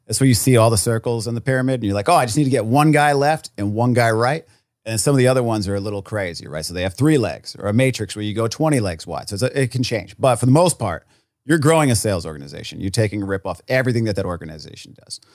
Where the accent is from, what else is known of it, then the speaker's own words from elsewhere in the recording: Rhode Island, United States; moved away; I was from Rhode Island